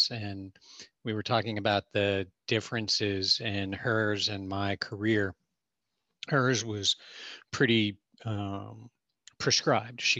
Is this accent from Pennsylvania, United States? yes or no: yes; Pittsburgh, Pennsylvania, United States; Well, I was born in Pittsburgh in the 60s.